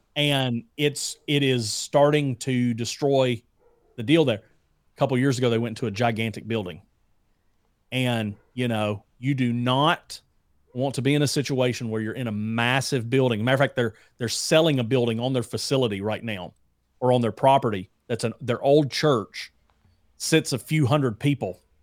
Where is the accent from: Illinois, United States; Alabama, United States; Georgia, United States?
Alabama, United States; moved away; I'm from Alabama originally.